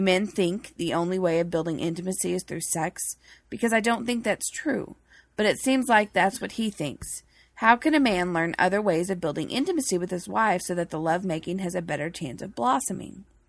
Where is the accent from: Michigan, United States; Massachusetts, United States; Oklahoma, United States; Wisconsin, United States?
Massachusetts, United States; Boston; I'm from Boston